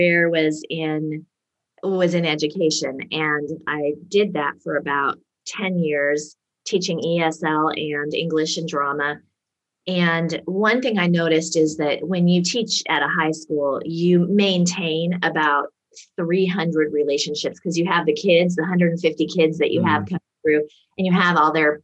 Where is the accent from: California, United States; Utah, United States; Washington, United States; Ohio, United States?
Washington, United States; Seattle; I grew up around Seattle, Washington in the USA